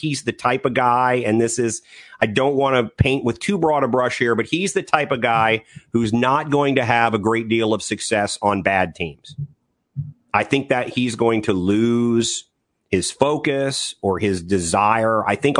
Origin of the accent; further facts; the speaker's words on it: United States; growing up in Washington